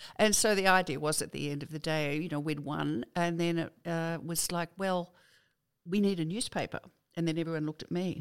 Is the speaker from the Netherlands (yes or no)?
no; Sydney, New South Wales, Australia; also born or lived in Wingham, New South Wales; I was born in Wingham, but I was five when I went to Sydney, uh, to pet water. So I was raised down there